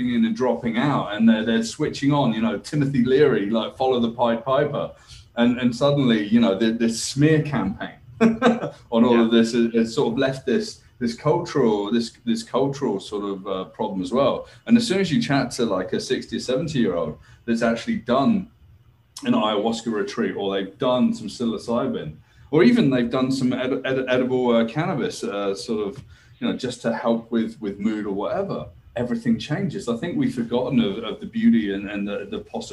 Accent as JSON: {"language": "English", "area": "the Southwest", "region": "South West England", "country": "United Kingdom", "tie": "born or raised there", "also_born_or_lived": "Ontario", "moved": "yes", "lives_now": "Canada", "said": "I went to school in the UK, I grew up in the Southwest and very rural"}